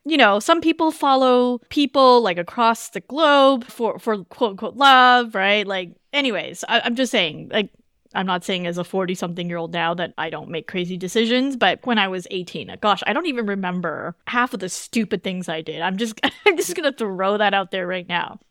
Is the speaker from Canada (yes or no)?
yes; Canada; moved away as an adult; I grew up in Canada